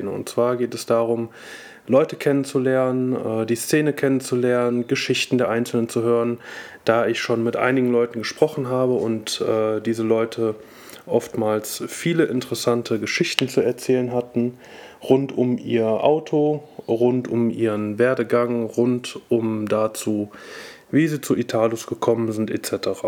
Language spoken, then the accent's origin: German; Cologne, North Rhine-Westphalia, Germany; äh, ich komme aus Köln und äh, bin Mitglied des Team Alfila.